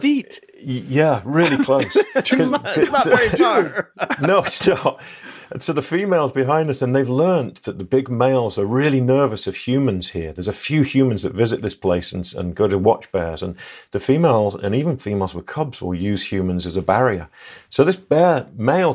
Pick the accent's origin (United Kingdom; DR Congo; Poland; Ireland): United Kingdom; England; moved away; I'm English